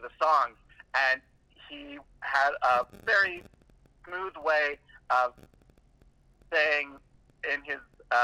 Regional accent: Vancouver, British Columbia, Canada; also born or lived in North Delta, British Columbia; now in Victoria, Canada; Well, I grew up all over the place in and around Vancouver. When I say around, I mean the suburbs of Vancouver, British Columbia.

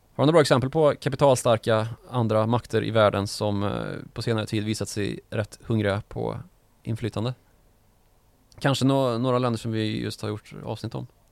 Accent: Karlstad, Värmland, Sweden; Min hemstad Karlstad

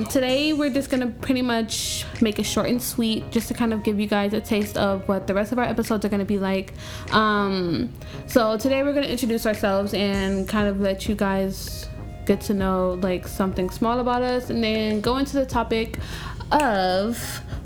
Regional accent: Houston, Texas, United States; now in Florida, United States; I'm from Houston, Texas

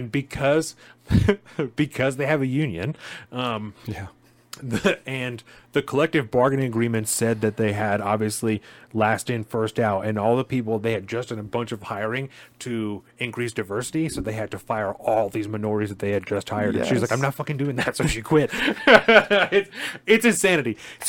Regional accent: Olympia, Washington, United States; I had the unfortunate experience of witnessing in a store in my hometown of Olympia. Olympia is our state capital, by the way.

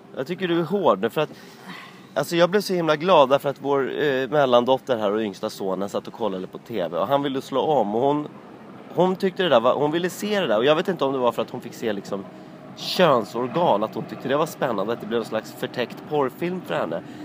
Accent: Sweden; jag var svensk

